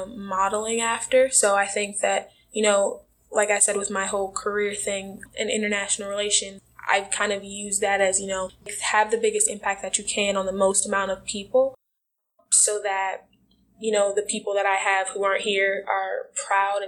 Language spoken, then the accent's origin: English; Milwaukee, Wisconsin, United States; moved away as an adult; now in Des Moines, United States; I grew up in Milwaukee, Wisconsin